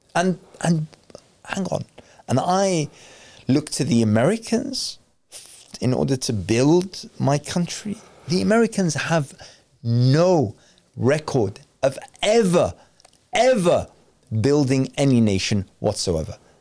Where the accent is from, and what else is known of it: Iraq; moved away